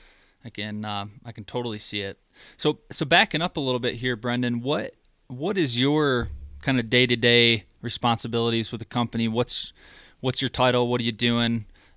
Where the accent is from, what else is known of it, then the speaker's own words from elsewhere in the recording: Michigan, United States; moved away; I'm originally from Michigan, and I moved out a couple years ago